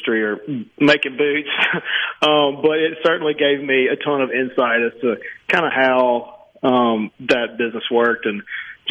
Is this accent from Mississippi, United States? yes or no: yes; Pontotoc, Mississippi, United States; I grew up in Pontotoc, Mississippi